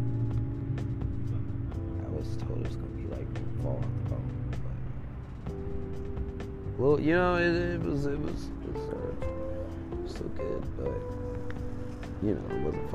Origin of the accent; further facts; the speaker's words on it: Chicago, Illinois, United States; I'm from Chicago